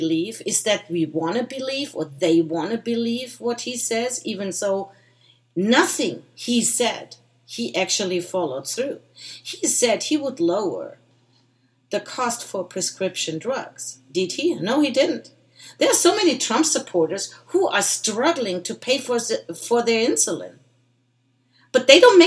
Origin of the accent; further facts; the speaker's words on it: Germany; now in United States; I was born and raised in Germany